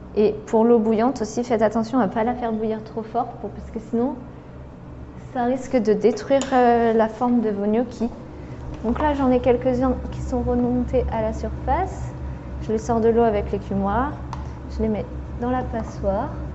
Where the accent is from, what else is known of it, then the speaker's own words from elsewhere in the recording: France; nous en tant que Français